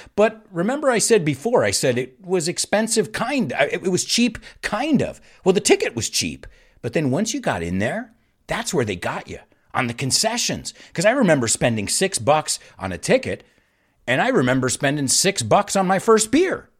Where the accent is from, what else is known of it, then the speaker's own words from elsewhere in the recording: United States; our American national anthem